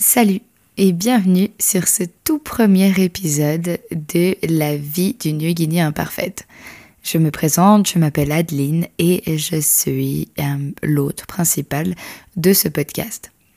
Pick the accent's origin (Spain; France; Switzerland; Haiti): Switzerland; je suis suisse